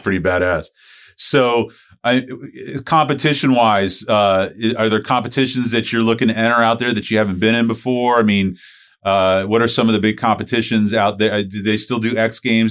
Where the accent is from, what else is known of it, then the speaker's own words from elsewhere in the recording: St. Petersburg, Florida, United States; Chris and I grew up over in Saint Pete